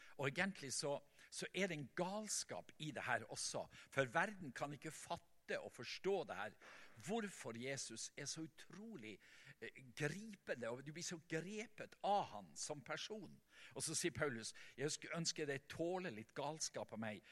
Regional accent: Vestland, Norway; hjemme på Selja, der i mammahuset

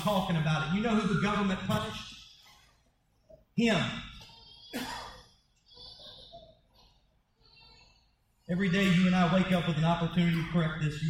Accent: United States; As an American

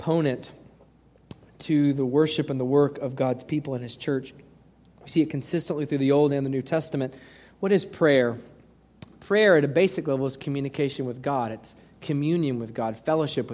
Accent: United States; We Americans

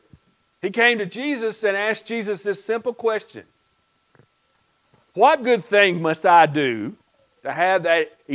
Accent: United States; when I grew up in Pike County, many, many years ago

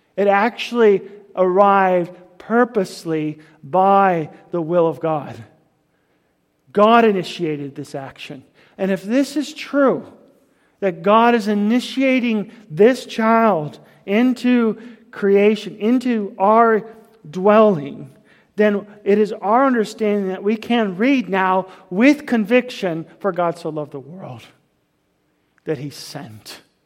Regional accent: United States; I'm an American

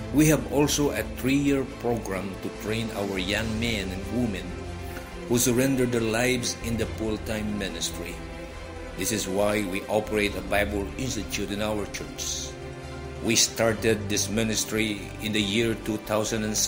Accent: Philippines; I was born and raised in the Philippine Islands.

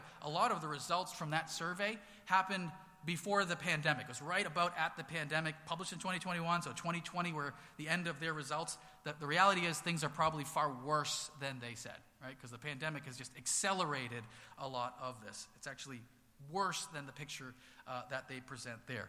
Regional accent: Haverhill, Massachusetts, United States; I grew up here in Haverhill, you know, K through 12 public schools here

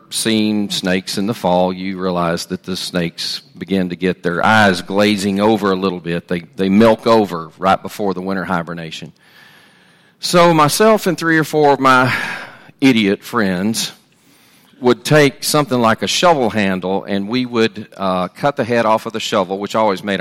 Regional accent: Sterlington, Louisiana, United States; I grew up, my early life, I grew up in Sterlington, Louisiana, and we actually lived on Bayou Bartholomew

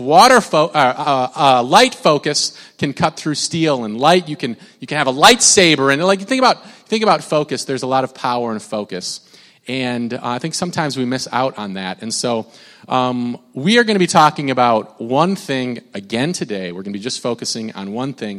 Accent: Minnesota, United States; I'm from Minnesota

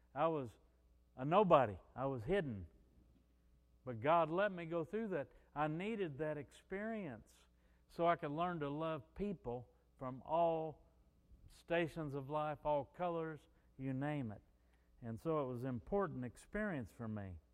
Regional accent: Missouri, United States; moved away as an adult; also born or lived in New Orleans; I was from Missouri.

